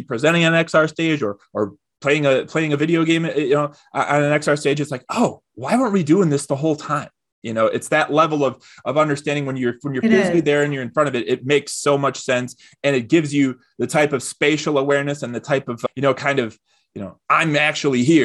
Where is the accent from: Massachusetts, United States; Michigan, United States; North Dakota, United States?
Michigan, United States; Detroit; a guy who's born and raised in Detroit, in the heart of the Motor City